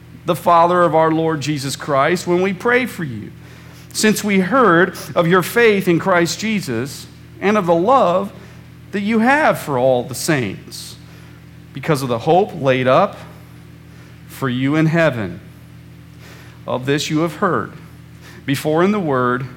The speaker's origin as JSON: {"language": "English", "region": "Central Illinois", "country": "United States", "tie": "born or raised there", "said": "when I was a kid growing up in Central Illinois"}